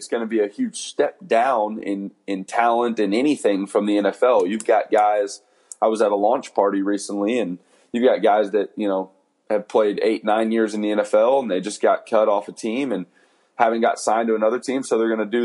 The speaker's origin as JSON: {"language": "English", "town": "San Antonio", "region": "Texas", "country": "United States", "tie": "born or raised there", "said": "I'll get to play in San Antonio, which is my hometown"}